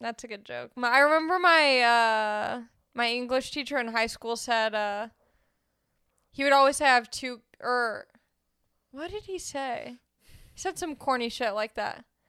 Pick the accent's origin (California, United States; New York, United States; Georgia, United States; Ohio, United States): California, United States; Los Angeles